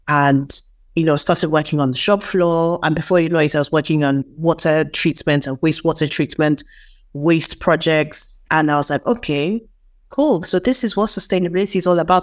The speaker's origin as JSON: {"language": "English", "country": "Nigeria", "also_born_or_lived": "United Kingdom", "moved": "yes", "said": "I'm from Nigeria."}